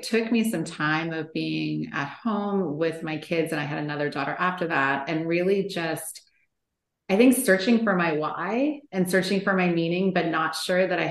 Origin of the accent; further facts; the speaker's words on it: Canada; moved away as an adult; now in California, United States; I am originally from Canada, but I had moved to California with my husband